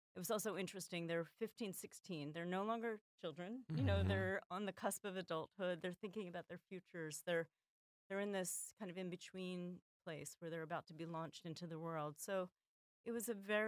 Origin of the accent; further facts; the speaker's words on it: Philadelphia, Pennsylvania, United States; I'm also from Philadelphia